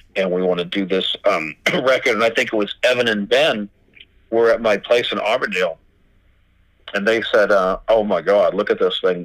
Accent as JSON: {"language": "English", "town": "Boston", "region": "Massachusetts", "country": "United States", "said": "we're from Boston"}